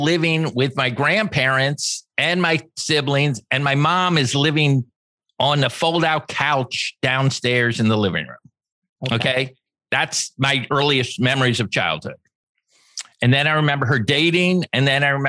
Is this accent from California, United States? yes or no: yes; Los Angeles, California, United States; I was born in Los Angeles at the same hospital that Robert Kennedy died